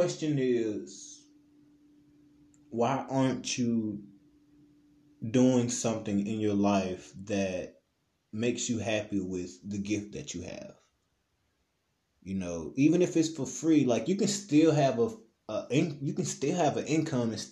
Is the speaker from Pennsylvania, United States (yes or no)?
no; Memphis, Tennessee, United States; I was born and raised in Memphis